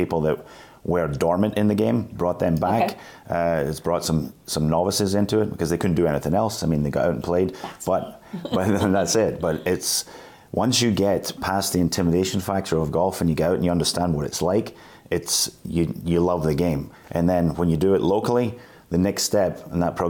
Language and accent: English; Scotland, United Kingdom; moved away as an adult; also born or lived in New Hampshire, United States / New York, United States; now in United States; I'm a Scotsman